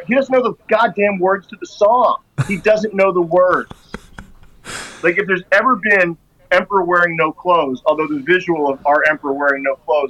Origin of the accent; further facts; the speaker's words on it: Philadelphia, Pennsylvania, United States; moved away; I'm from Philadelphia originally.